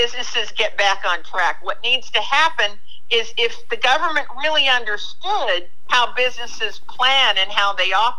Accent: Japan; moved away; When I was a young girl growing up in Japan

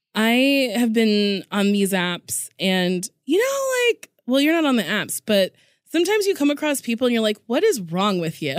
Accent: Lincroft, New Jersey, United States; Middletown, New Jersey, Monmouth

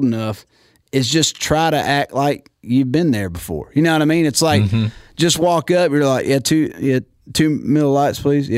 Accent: Warner Robins, Georgia, United States; I was born and raised in Warner Robins, Georgia

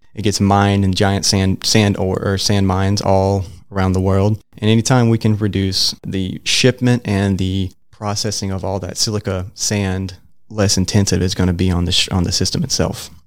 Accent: Middle Georgia, United States; moved away as an adult; now in Gainesville, United States; I'm from the Middle Georgia area

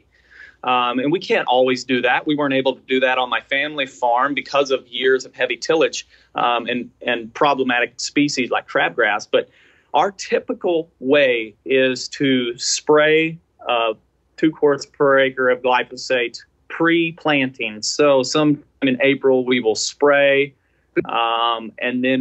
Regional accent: Chesapeake Bay watershed, East Coast, Chesapeake Bay area, United States; moved away; also born or lived in Midwest; I grew up on the East Coast, specifically within the Chesapeake Bay watershed.

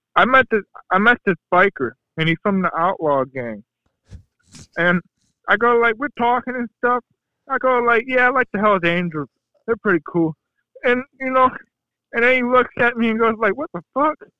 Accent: Ohio, United States; I'm from Ohio

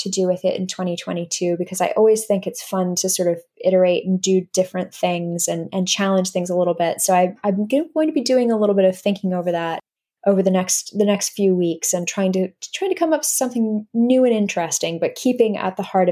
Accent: United States; accent: North American; now in London, United Kingdom; my accent are North American. So I'm from the U.S.

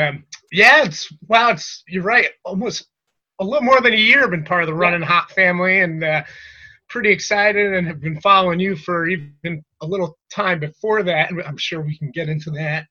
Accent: Trumbull, Connecticut, United States; I'm from Trumbull, Connecticut, born and raised

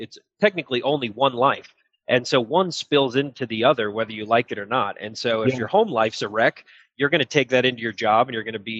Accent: Illinois, United States; also born or lived in Texas / Florida / Arizona; I grew up living in Illinois

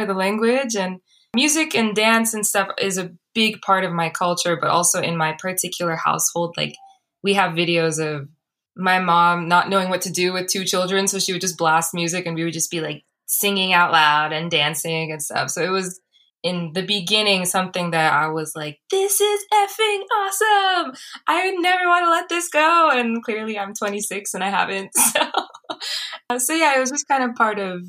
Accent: Los Angeles, California, United States; also born or lived in Boston; I came back home to LA. I'm from Los Angeles.

